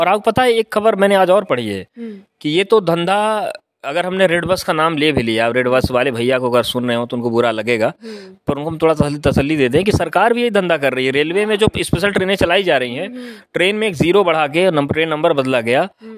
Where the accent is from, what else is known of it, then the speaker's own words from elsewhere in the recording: Purvanchal, India; हम भी पूर्वांचल से आते हैं